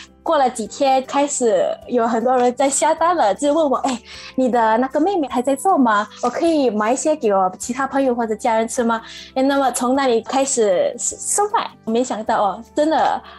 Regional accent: Singapore; moved away as an adult; now in Shanghai, China; 我是从新加坡过来的，我现在在上海创业

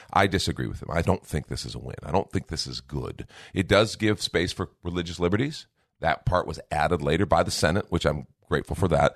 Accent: United States; I'm first a Christian, then I'm an American

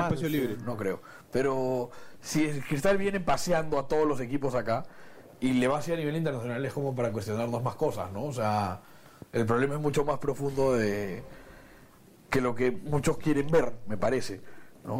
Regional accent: Peru; pocas veces se nos presenta a los peruanos una situación favorable

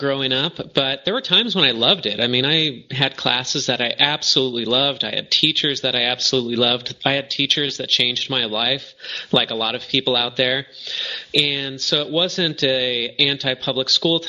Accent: Arcadia, California, United States; moved away as an adult; also born or lived in Hong Kong; And I grew up in Arcadia, California

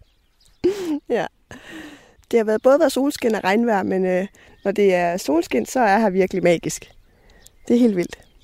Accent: West Coast, Southern Denmark, Denmark; now in Copenhagen, Denmark; vi kommer begge to fra Vestkysten, øh, Esbjerg og Varde, og jeg bor i København

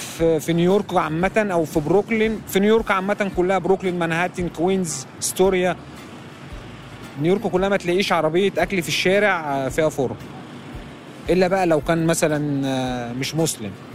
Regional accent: Benha, Qalyubia, Egypt; now in New York, United States; انا من بطا انا من بنها من القليوبيه

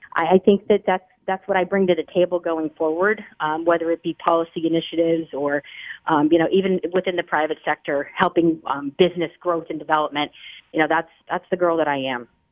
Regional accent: Scranton, Pennsylvania, United States; moved away; I grew up in Scranton, Pennsylvania

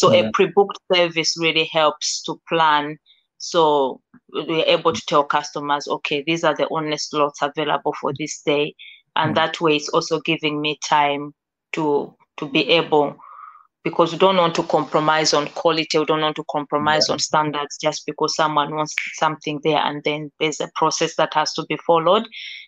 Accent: Malawi; to be able to travel back to my home country, Malawi, and also teach the same

